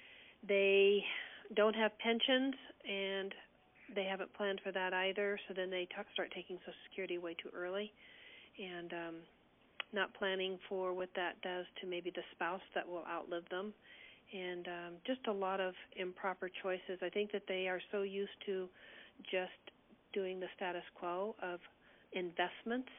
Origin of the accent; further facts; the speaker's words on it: California, United States; moved away; also born or lived in Colorado; I grew up in California and moved to Colorado in 1980